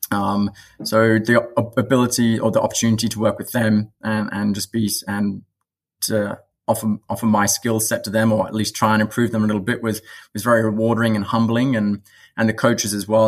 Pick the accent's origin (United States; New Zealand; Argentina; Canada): New Zealand; now in France; obviously, being a being a Kiwi, rugby was never too far far